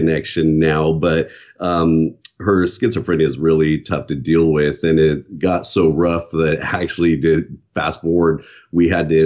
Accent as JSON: {"language": "English", "region": "Southern California", "country": "United States", "tie": "born or raised there", "also_born_or_lived": "San Bernardino, California", "said": "I was born in San Bernardino, California, and I have one sister."}